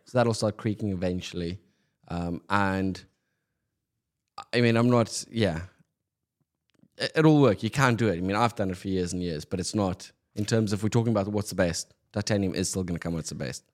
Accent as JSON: {"language": "English", "town": "Pretoria", "region": "Gauteng", "country": "South Africa", "tie": "born or raised there", "moved": "yes", "said": "growing up in South Africa, Pretoria, where I grew up, we've got no winter rainfall."}